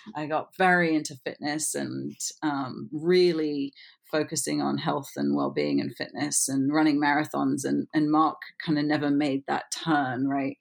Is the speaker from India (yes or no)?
no; England, United Kingdom; moved away as an adult; also born or lived in Florida; I'm obviously English